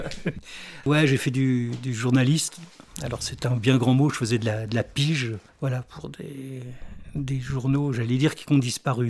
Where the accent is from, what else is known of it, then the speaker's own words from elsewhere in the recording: north of Paris, Île-de-France, France; moved away as an adult; now in Île d'Oléron, France; Je suis pas de Paris même